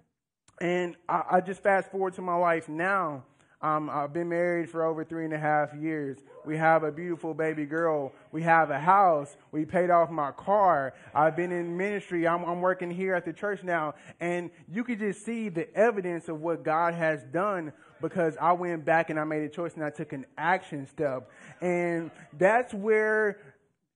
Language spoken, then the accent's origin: English; Louisiana, United States; moved away as an adult; now in Northwest Arkansas, United States; I'm not from here. I'm from Louisiana. And so I moved here around 3.5-4 years ago.